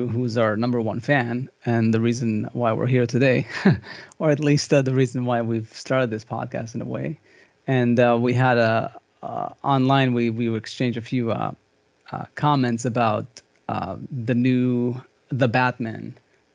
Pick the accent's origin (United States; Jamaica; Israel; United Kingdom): Israel; moved away; I grew up in Israel